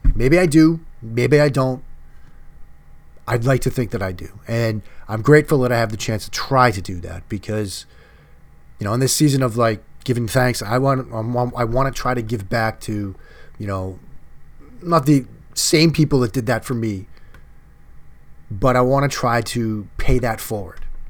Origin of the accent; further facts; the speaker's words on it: Boston, Massachusetts, United States; now in Washington, D.C., United States; my family growing up in the Northeast, Italian kid, Boston area